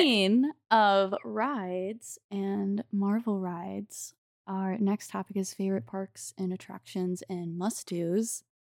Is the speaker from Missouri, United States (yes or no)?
yes; St. Charles, Missouri, United States; my hometown of Saint Charles, Missouri